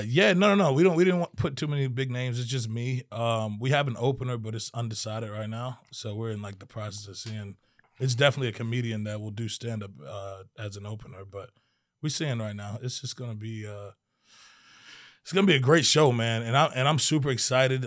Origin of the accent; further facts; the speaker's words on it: Maryland, United States; I was born in Maryland.